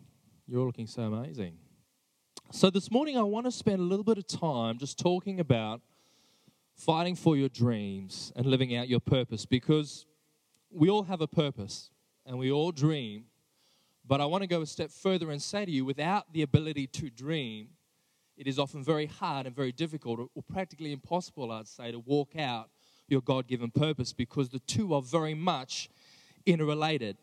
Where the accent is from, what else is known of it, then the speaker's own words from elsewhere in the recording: Johannesburg, Gauteng, South Africa; also born or lived in Sydney, Australia; now in Australia; I grew up in South Africa. I was born and raised in Johannesburg.